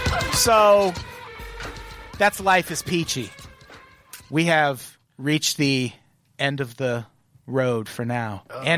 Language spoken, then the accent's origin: English; Illinois, United States; moved away as an adult; I'm from Illinois. Yeah, I lived there until I was 35.